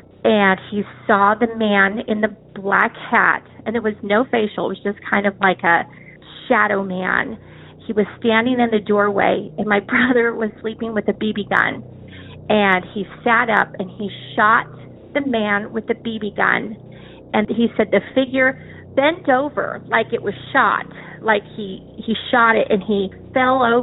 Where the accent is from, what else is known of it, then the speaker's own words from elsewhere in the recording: Albuquerque, New Mexico, United States; I am from Albuquerque, New Mexico